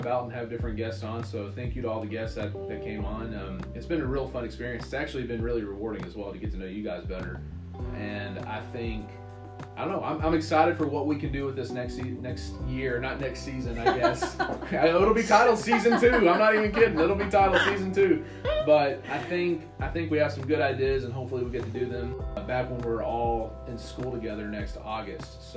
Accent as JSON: {"language": "English", "region": "the South", "country": "United States", "moved": "yes", "said": "As a Southerner"}